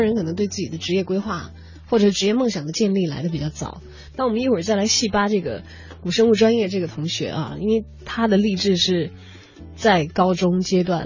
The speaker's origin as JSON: {"language": "Chinese", "region": "Chongqing", "country": "China", "said": "我们重庆人民广播电台"}